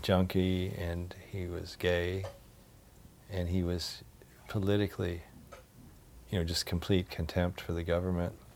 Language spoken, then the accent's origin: English; Louisville, Kentucky, United States; moved away; growing up in Louisville, Kentucky